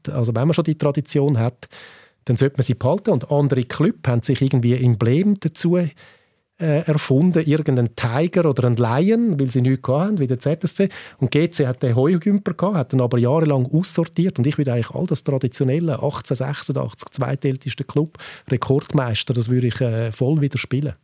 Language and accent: German; Winterthur, Zurich, Switzerland; ich bin ja aus Winterthur